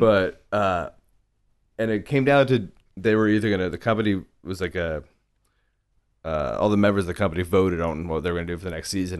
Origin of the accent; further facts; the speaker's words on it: The Woodlands, Texas, United States; I grew up in the, some reasonably affluent suburbs north of Houston